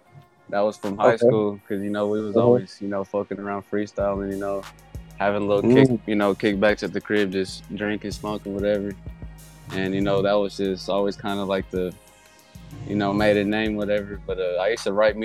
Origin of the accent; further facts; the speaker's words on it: Kansas City, Kansas, United States; I was born, you know, KCK. I was living in KCK all my life, went to high school, you know, in Kansas City, Kansas, all the way.